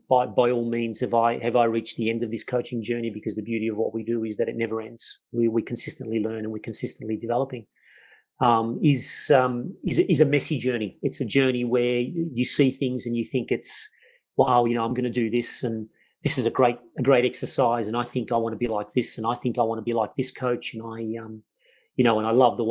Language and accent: English; Melbourne, Victoria, Australia; I grew up in Melbourne, Australia, and from a migrant family, where obviously an Italian background family